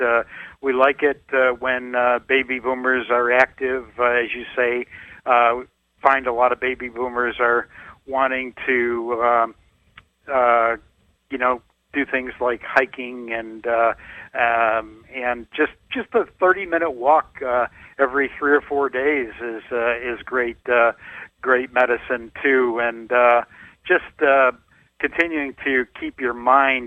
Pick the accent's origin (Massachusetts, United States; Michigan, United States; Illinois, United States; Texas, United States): Illinois, United States; Chicago; I'm from the Chicago area